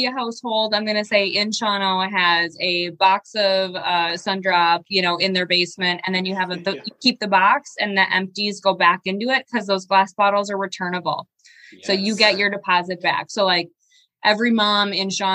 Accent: Shawano, Wisconsin, United States; now in Green Bay, United States; I'm originally from Shawano, so it's about 45 minutes away from Green Bay. But when you're a kid growing up in Shawano

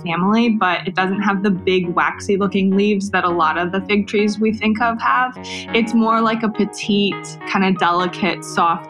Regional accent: Toronto, Ontario, Canada; moved away as an adult; also born or lived in Davis, California, United States; now in Los Angeles, United States; I grew up in Canada

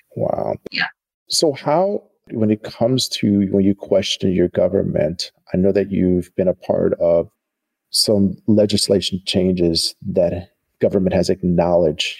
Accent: United States; a Black American

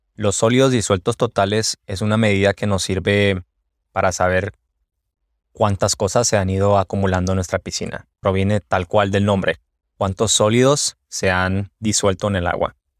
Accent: Mexico; now in United States; Yo soy de México

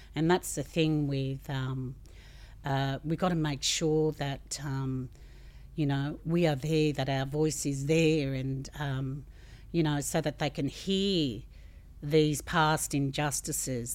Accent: Australia; as an Australian community

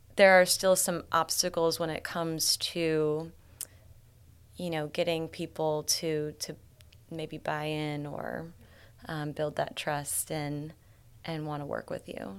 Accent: Columbia, Illinois, United States; moved away as an adult; now in St. Louis, United States; Columbia, Illinois. But I've been in St. Louis my entire adult life

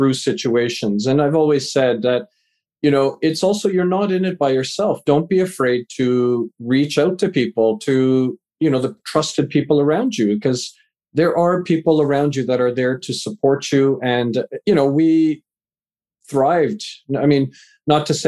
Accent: Vancouver, British Columbia, Canada; also born or lived in England; raised in Canada, live in Vancouver, Canada, moved here when I was a wee lad, just 4 years old

